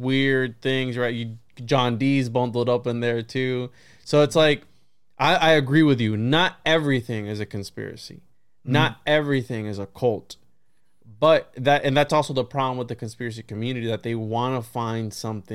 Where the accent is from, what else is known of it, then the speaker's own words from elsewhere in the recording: Puerto Rico; I was born in Puerto Rico